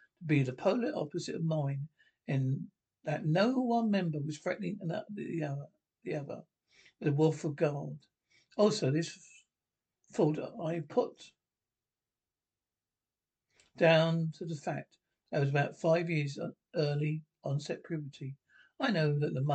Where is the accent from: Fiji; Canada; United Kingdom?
Canada; moved away as an adult; I am Canadian